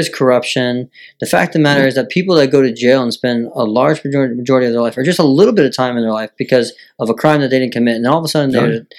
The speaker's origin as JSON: {"language": "English", "country": "United States", "said": "us as American citizens"}